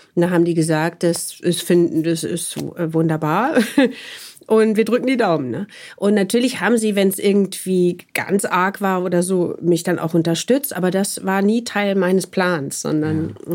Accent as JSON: {"language": "German", "town": "Wuppertal", "region": "North Rhine-Westphalia", "country": "Germany", "tie": "born or raised there", "also_born_or_lived": "Munich", "moved": "as an adult", "said": "komme ja sozusagen aufs, äh, vom Land sozusagen und bin geboren in Wuppertal"}